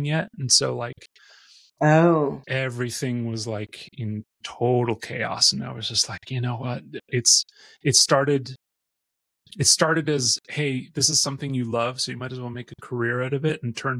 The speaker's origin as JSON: {"language": "English", "region": "Missouri", "country": "United States", "tie": "born or raised there", "also_born_or_lived": "Austria / Nashville", "moved": "as an adult", "said": "I was born in Austria, grew up in Missouri"}